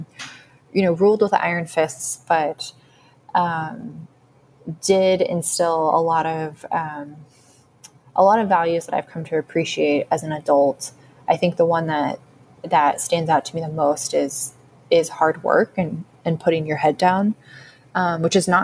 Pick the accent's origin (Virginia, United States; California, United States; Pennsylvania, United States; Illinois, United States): California, United States; Sacramento; moved away; I loved growing up in Sacramento